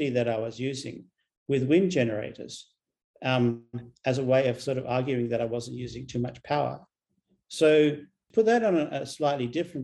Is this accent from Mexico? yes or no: no; Australia; I'm an Australian